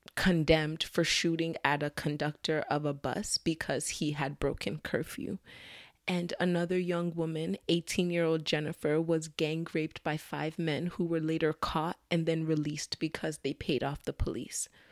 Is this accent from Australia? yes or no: no; Nigeria; I'm Nigerian